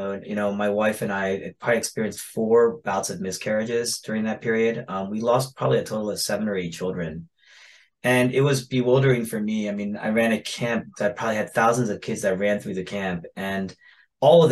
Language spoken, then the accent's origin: English; Philadelphia, Pennsylvania, United States; I grew up in the Philadelphia area.